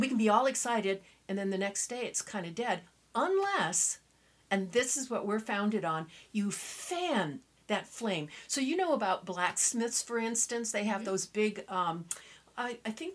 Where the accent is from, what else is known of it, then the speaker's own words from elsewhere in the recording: Southern California, United States; I was raised in Southern California